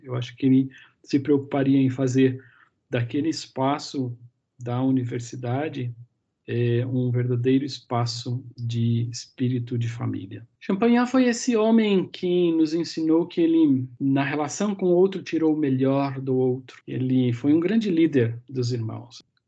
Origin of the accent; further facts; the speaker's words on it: Americana, São Paulo, Brazil; Eu sou natural do interior de São Paulo, a cidade de Americana